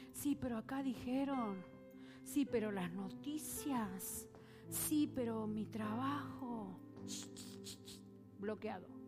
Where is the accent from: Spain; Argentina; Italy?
Argentina; moved away; A mí me parece que todo el mundo se da cuenta que soy argentina, que sí. ¿Sí? ¿Se nota que soy argentina? Voy a Argentina y dicen, no hables así.